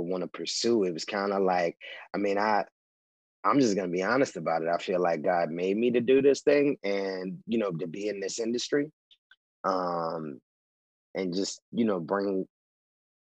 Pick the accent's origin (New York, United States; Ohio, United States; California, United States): New York, United States; now in Los Angeles, United States; I grew up in New York. I'm from the South Bronx.